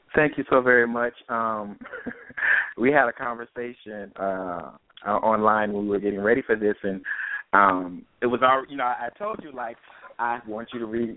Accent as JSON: {"language": "English", "town": "Myrtle Beach", "region": "South Carolina", "country": "United States", "also_born_or_lived": "Atlanta", "moved": "as an adult", "lives_now": "Maryland, United States", "said": "I from Myrtle Beach, South Carolina"}